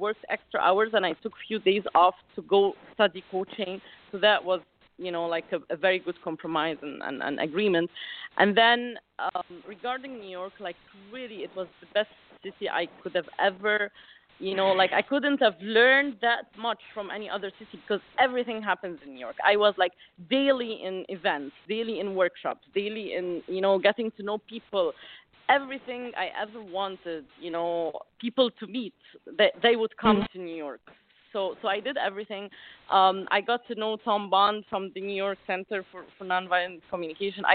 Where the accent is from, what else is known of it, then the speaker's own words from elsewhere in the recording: Alexandria, Alexandria Governorate, Egypt; I come from Alexandria, Egypt, which is like a little city on the beach